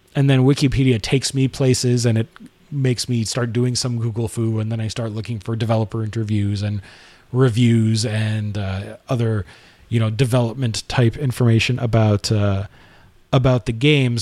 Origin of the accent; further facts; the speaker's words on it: Canada; I am also Canadian and my taxes also pay for the C B C